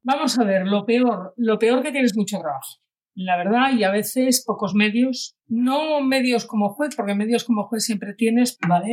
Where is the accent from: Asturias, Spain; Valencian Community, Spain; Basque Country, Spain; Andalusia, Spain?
Asturias, Spain; now in Catalonia, Spain; yo vivo en Cataluña hace la tira de años. Soy asturiana y soy del norte